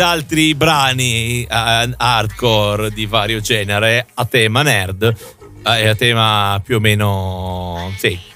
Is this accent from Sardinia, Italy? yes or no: no; Friuli-Venezia Giulia, Italy; now in Milan, Italy; io che abito in Friuli Venezia, cioè, abito a Milano, però, mm, sono del Friuli